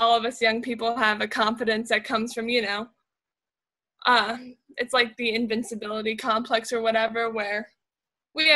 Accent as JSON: {"language": "English", "country": "United States", "said": "as an American"}